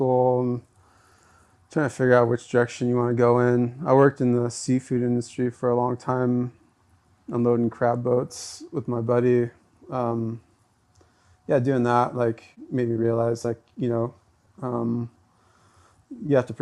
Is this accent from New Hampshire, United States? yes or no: no; Juneau, Alaska, United States; Born and raised in Juneau